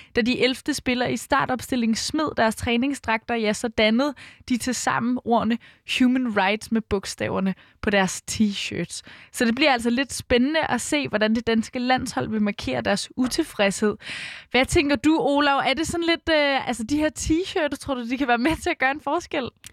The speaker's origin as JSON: {"language": "Danish", "town": "Brøndby", "region": "Capital Region of Denmark", "country": "Denmark", "tie": "born or raised there", "said": "jeg er født og opvokset i Brøndby"}